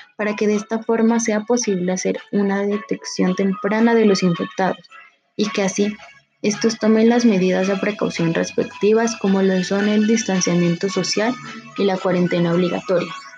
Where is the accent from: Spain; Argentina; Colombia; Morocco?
Colombia